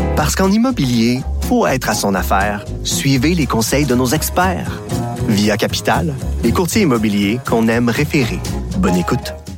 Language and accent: French; Granby, Quebec, Canada; chez nous, à Granby